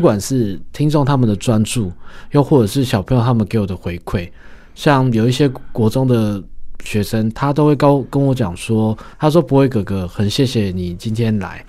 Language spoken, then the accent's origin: Chinese; Taiwan; 我们台湾人